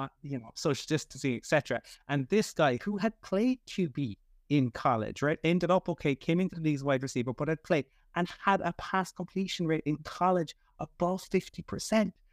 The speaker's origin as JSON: {"language": "English", "town": "Cork", "region": "Munster", "country": "Ireland", "said": "I'm from Cork originally, my mother is from Kerry"}